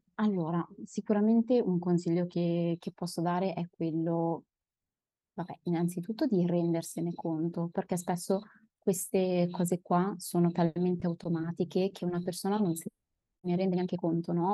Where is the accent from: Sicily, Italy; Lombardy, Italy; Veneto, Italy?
Lombardy, Italy; Milan; also born or lived in Padua / Turin; Io sono milanese